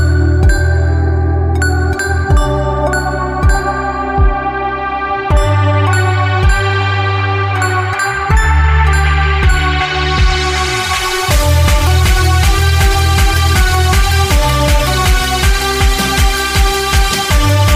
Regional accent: Miami, Florida, United States; moved away as an adult; now in Conway, United States; I'm from Miami. I spent my whole life down there

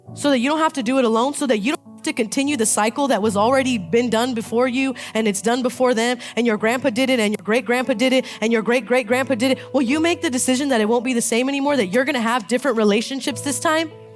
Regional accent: Palm Springs, California, United States; I'm from Palm Springs, and so they call it a bowl. We live in this bowl

